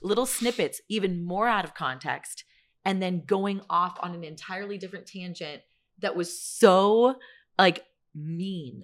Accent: San Francisco Bay Area, California, United States; I'm from the Bay Area

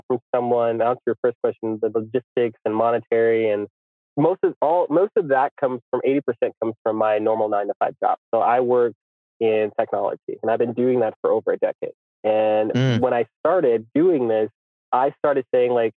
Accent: United States; I'm from America

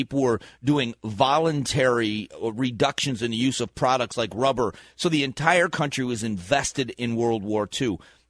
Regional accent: Fort Myers, Florida, United States; they put my brother on the war memorial in my hometown, and it's just a big rock memorial underneath a banyan tree in Fort Myers, Florida

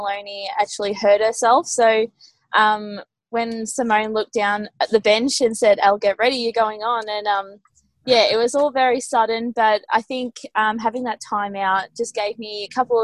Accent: Melbourne, Victoria, Australia; also born or lived in Seymour; I'm actually not from Seymour. I'm actually just a Melbourne girl

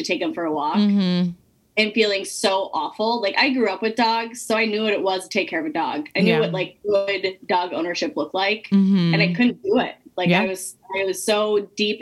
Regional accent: Minnesota, United States; also born or lived in New York; So yeah, so I moved back to Minnesota when I was 3 years sober. I'm from Minnesota.

